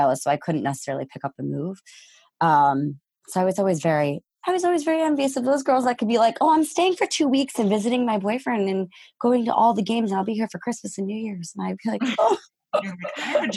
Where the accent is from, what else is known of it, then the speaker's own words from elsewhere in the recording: Connecticut, United States; I was born and raised in Connecticut.